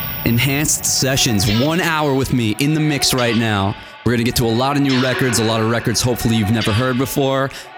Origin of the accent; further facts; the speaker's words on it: New Jersey, United States; because I'm from Jersey.